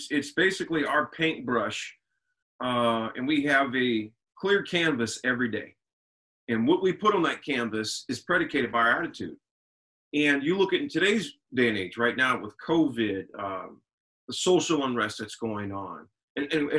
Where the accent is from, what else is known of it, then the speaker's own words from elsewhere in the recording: Lincoln, Nebraska, United States; Born and raised in Lincoln, Nebraska. Went to high school here, college here